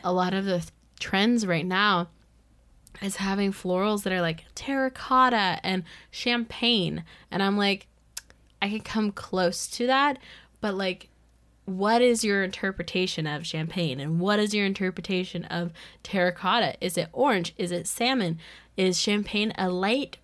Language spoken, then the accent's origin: English; United States; I was from the United States